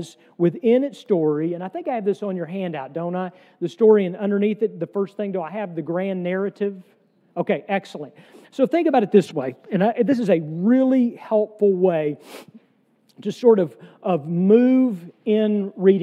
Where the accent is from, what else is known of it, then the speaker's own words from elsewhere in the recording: the South, United States; I am a Southerner